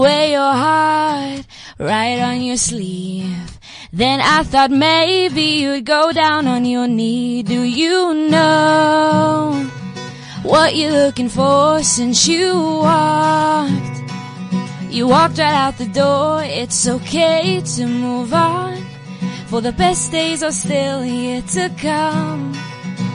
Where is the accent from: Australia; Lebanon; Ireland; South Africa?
South Africa; Paarl, Western Cape; I'm from Paul